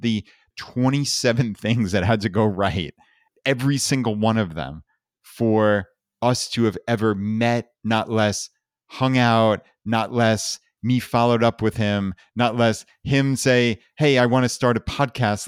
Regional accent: Long Island, New York, United States; moved away as an adult; We grew up in Long Island, New York

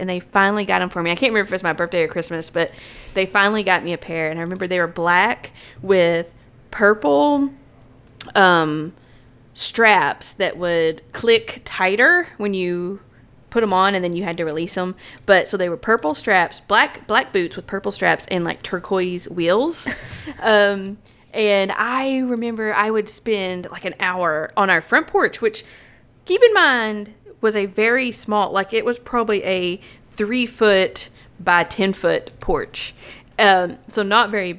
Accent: the South, United States; we are from the South

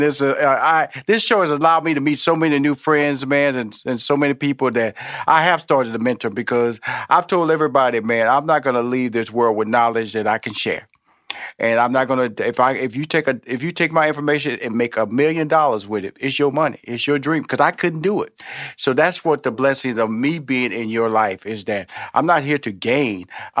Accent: Houston, Texas, United States; So I'm about to go back home here a little bit, and I'm from Houston, Texas, born and raised.

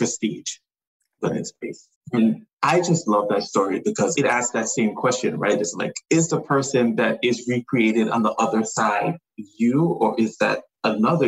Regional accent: U.S. Virgin Islands; So I grew up in the Virgin Islands. I grew up on St. Thomas.

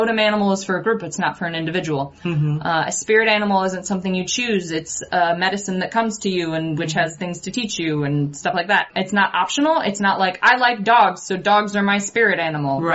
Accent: United States; here as an American, as the descendants of colonizers

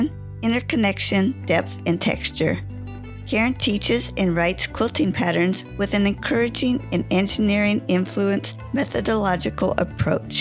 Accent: Santa Rosa, California, United States; moved away; my hometown of Santa Rosa, California

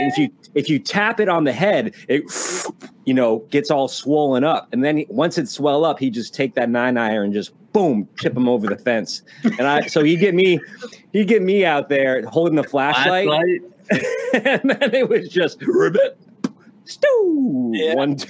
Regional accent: Philippines; moved away; I grew up in the Philippines. That's where I was born

